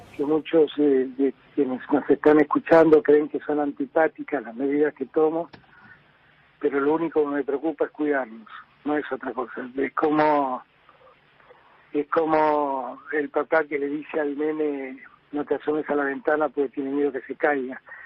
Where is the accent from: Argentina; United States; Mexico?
Argentina; como argentino